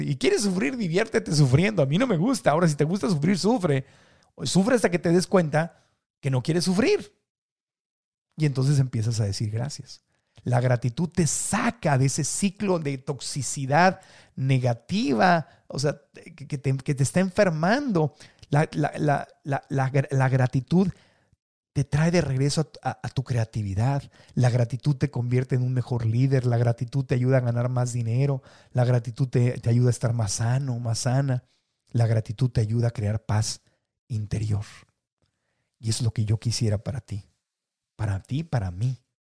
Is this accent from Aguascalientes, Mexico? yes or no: no; Mexico City, Mexico; also born or lived in Tijuana; la Ciudad de México, donde crecí, nací en Tijuana, pero me llevó de chiquito a la Ciudad de México